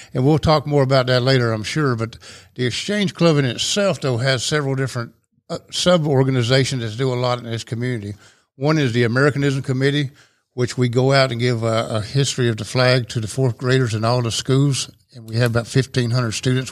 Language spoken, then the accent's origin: English; Rome, Georgia, United States; moved away as an adult; I grew up in Rome, in North Rome, went to East Rome High School